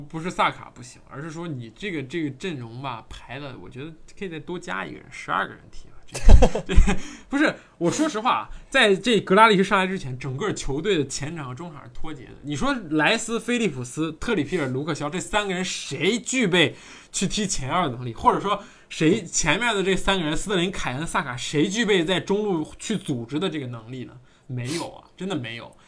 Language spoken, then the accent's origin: Chinese; China; 我们也中国人